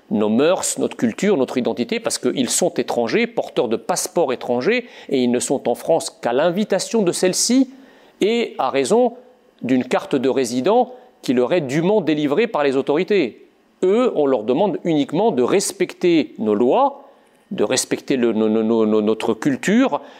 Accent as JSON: {"language": "French", "country": "Egypt", "tie": "born there", "said": "quand je suis né dans l'Égypte des, années 70"}